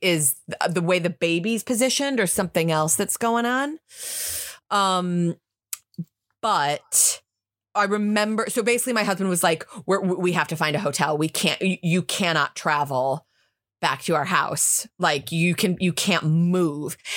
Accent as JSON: {"language": "English", "country": "United States", "moved": "yes", "lives_now": "United Kingdom", "said": "I'm American"}